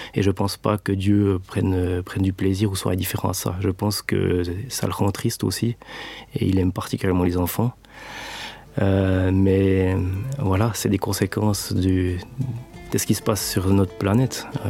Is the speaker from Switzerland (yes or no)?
yes; Switzerland; bon Suisse bien formaté